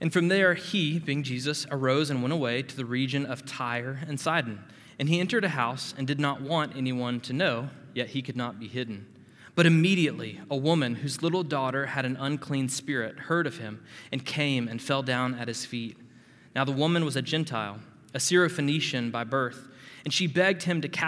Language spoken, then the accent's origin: English; Panama City, Florida, United States; as a teenage boy growing up in Panama City, Florida